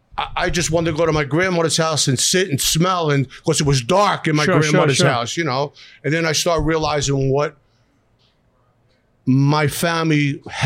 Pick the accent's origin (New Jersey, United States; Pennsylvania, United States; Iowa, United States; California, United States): Pennsylvania, United States; Philadelphia; moved away; Born and raised in South Philadelphia